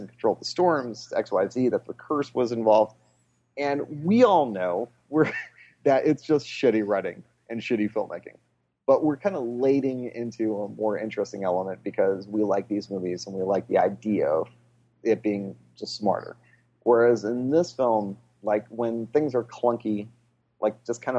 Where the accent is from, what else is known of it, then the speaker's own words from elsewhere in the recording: Des Plaines, Illinois, United States; I grew up in Des Plaines, Illinois.